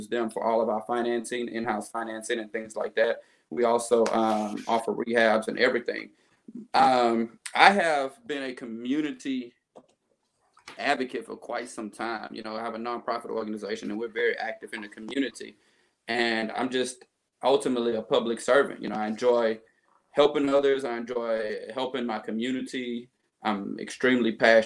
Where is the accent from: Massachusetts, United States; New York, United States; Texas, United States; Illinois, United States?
Texas, United States; Beaumont; I was born and raised in Beaumont, Texas. I've been here for 35 years